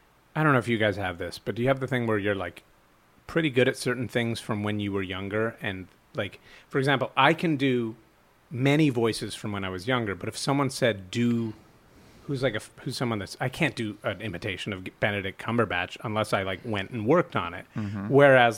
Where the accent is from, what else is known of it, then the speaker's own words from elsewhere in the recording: Montreal, Quebec, Canada; Well, I grew up, my parents spoke French because I'm from Montreal, and my dad was born in Chicago, but his parents are from France.